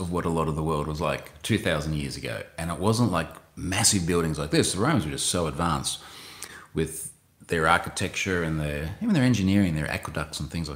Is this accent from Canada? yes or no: no; Australia; as an Australian